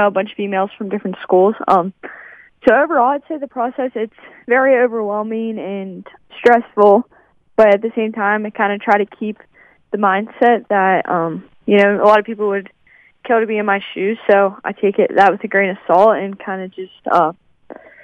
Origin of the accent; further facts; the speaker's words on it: West Virginia, United States; it's in West Virginia. I'm proud of my home state